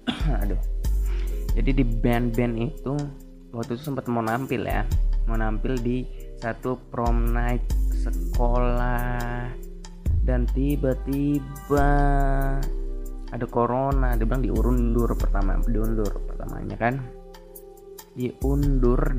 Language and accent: Indonesian; Kalimantan, Indonesia; Jadi aku bukan Jakarta ya, aku dari Kalimantan. Jadi manggil ngomongnya aku aja aku.